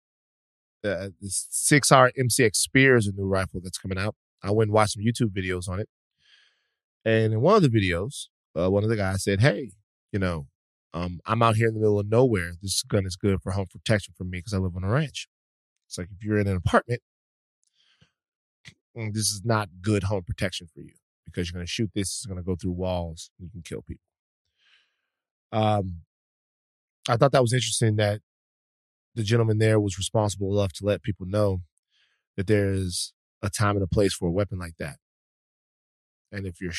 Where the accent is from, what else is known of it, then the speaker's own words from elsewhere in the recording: Louisiana, United States; Louisiana, my home state